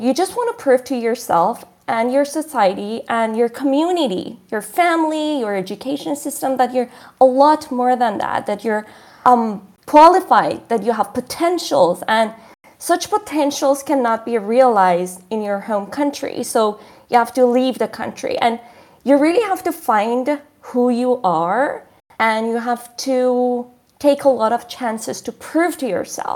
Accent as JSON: {"language": "English", "town": "Shiraz", "region": "Fars", "country": "Iran", "tie": "born or raised there", "moved": "yes", "said": "growing up in Iran"}